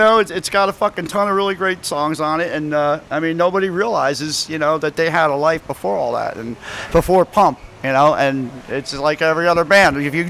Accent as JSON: {"language": "English", "region": "New Jersey", "country": "United States", "said": "I am from Jersey. Yeah. That's got a lot to do with it probably, right?"}